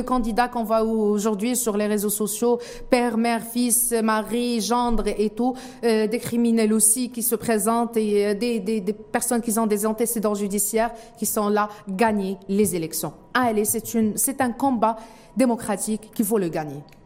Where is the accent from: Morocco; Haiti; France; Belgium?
Morocco; en tant que Marocain